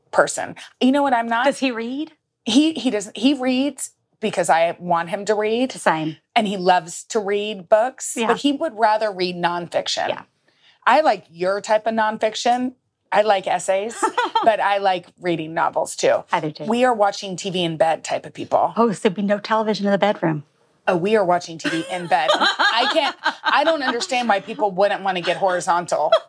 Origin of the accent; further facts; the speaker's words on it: the South, United States; especially being a Southerner